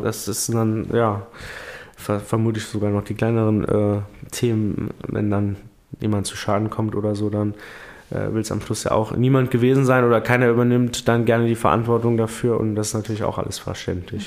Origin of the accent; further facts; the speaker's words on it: Primstal, Saarland, Germany; bei uns in Prümster